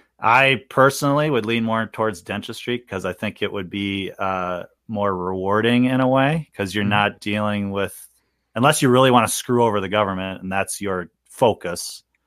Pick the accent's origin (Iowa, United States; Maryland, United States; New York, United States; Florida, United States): New York, United States; I am from New York, so what is your opinion?